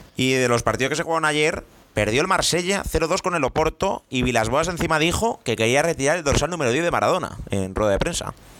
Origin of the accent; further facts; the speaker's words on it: Spain; como españoles que somos